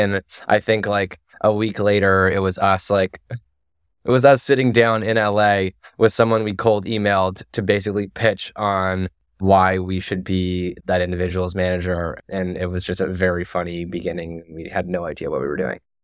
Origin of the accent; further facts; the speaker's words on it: Toronto, Ontario, Canada; moved away as an adult; also born or lived in United States; I left Toronto at eighteen, um, and so I didn't, I didn't go to university in Canada.